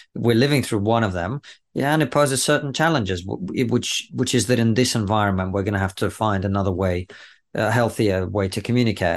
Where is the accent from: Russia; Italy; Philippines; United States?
Russia; now in United Kingdom; growing up in the Soviet Union